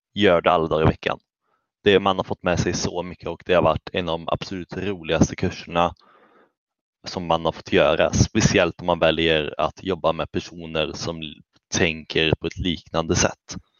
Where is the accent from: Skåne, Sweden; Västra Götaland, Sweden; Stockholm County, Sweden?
Västra Götaland, Sweden; Källby; jag kommer från Källby